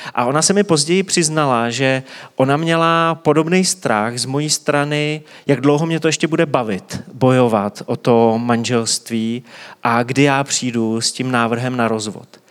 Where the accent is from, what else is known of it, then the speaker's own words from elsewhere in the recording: Czechia; my jako Češi to známe hodně intenzivně